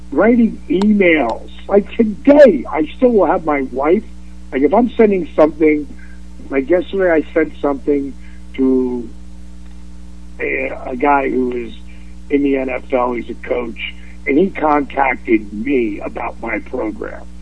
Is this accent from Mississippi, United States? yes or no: no; Atlanta, Georgia, United States; my hometown here in Atlanta, GA